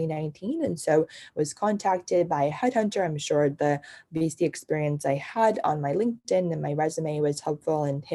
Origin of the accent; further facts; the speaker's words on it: China; also born or lived in New Jersey, United States; now in United States; I grew up in China and lived in New Jersey after I came to the States.